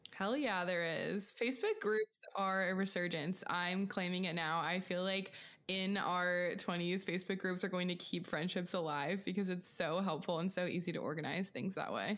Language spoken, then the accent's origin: English; Pacific Northwest, outside of Seattle, Washington, United States; moved away; I'm from small town farm USA in um, the Pacific Northwest outside of Seattle